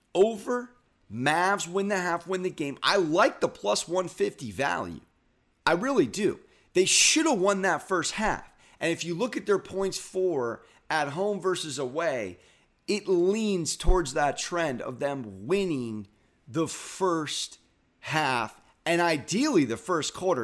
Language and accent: English; San Diego, California, United States; I'm SoCal soft. I'm from San Diego